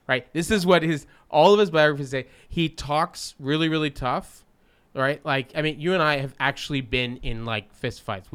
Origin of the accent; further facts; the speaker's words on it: Canada; growing up in Canada